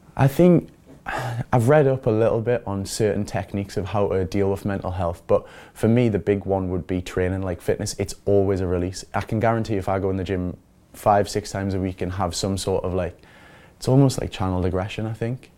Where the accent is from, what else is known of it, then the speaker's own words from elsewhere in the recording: Newcastle upon Tyne, North East England, United Kingdom; moved away as an adult; also born or lived in London; I'm from Newcastle.